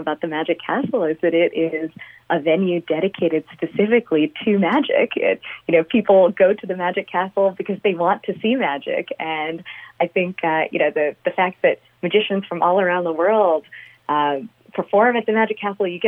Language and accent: English; Long Island, New York, United States; I grew up on Long Island